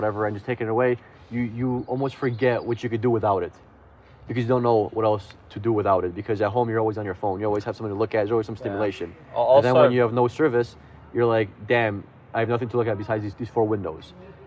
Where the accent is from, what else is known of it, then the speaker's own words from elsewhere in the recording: Midwest, United States; we come from the Midwest, where we have just flatlands, prairie lands, we have corn, we have wheat, and it's just flat